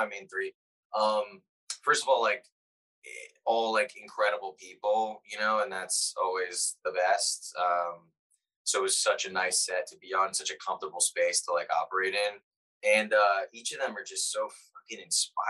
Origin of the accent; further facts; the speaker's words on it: East Coast, United States; accent: East Coast; I think my accent leans a little East Coast